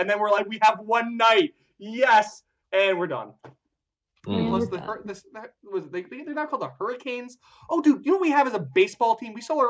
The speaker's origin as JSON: {"language": "English", "region": "Connecticut", "country": "United States", "tie": "born or raised there", "said": "I grew up in Connecticut"}